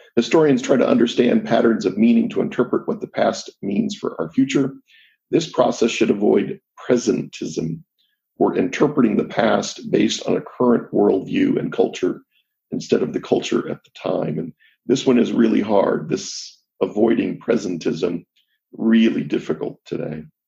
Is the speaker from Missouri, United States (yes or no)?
yes; Jackson County, Missouri, United States; I was raised in Jackson County, Missouri